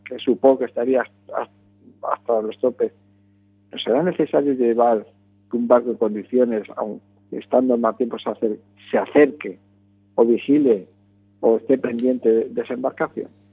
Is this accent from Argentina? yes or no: no; Galicia, Spain; yo diría como buen gallego